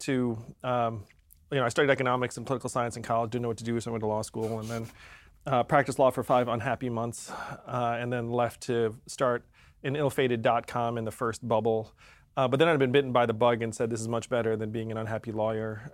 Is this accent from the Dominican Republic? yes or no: no; upstate New York, United States; I was born in upstate New York.